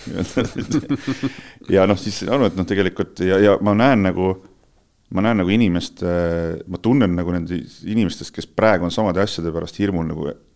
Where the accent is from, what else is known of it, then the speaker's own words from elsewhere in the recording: Estonia; me oleme eestlased